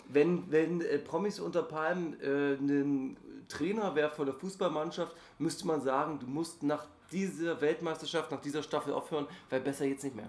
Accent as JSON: {"language": "German", "country": "Germany", "said": "ich bin ja gerade der einzige äh, Deutsche"}